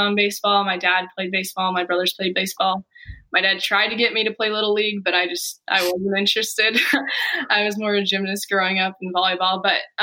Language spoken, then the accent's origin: English; Manteno, Illinois, United States; also born or lived in Bourbonnais, Illinois; I'm from Manteno, Illinois